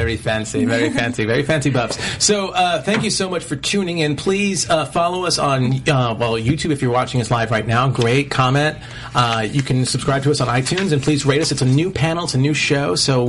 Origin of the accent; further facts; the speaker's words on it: New York, United States; I'm from New York